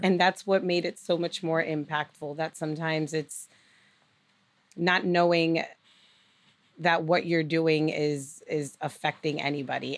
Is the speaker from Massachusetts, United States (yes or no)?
yes; Lawrence, Massachusetts, United States; now in Nashua, United States; growing up in Lawrence